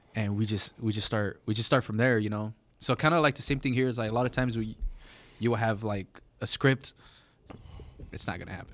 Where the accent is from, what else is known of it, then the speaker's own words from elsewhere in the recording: Gardena or Hawthorne, California, United States; I'm not from L A. I'm from Gardena or Hawthorne